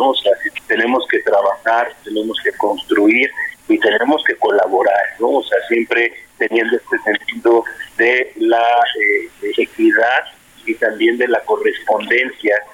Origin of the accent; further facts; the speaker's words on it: Mexico; parte de nuestra eh, identidad como mexicanos.